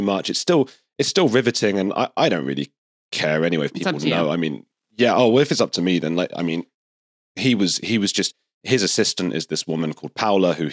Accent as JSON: {"language": "English", "country": "United Kingdom", "also_born_or_lived": "Argentina", "said": "I'm British"}